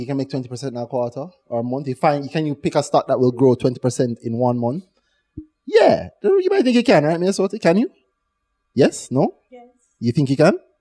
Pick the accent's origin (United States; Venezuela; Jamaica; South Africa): Jamaica; Growing up in Jamaica